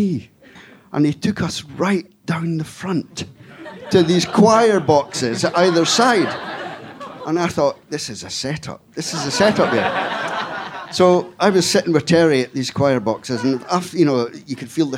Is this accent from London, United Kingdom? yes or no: no; Scotland, United Kingdom; I come from Scotland